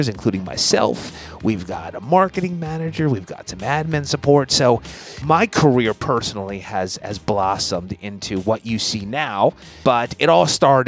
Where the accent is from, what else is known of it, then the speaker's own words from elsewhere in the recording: Linwood, New Jersey, United States; Grew up in a town called Lynnwood, New Jersey, just outside of Atlantic City, Ocean City area